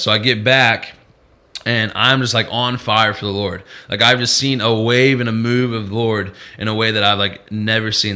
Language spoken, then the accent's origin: English; Peoria, Illinois, United States; moved away; I grew up in Peoria, Illinois, which is about two hours and 45 minutes from uh, from Chicago and over in the Midwest